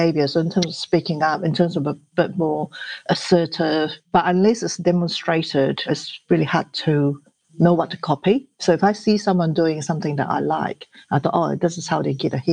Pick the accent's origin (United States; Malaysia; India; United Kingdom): Malaysia; English is a second language; now in New Zealand; I grew up in Malaysia.